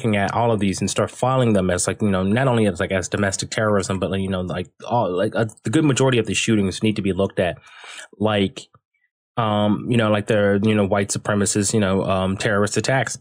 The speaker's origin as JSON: {"language": "English", "town": "Dayton", "region": "Ohio", "country": "United States", "tie": "born or raised there", "said": "I was born and raised in Dayton, Ohio."}